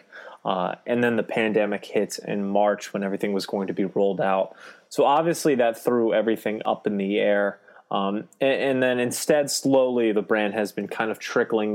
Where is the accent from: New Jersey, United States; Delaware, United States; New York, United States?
Delaware, United States; calling you from suburban Delaware, where I grew up. I'm one of the few Delawareans.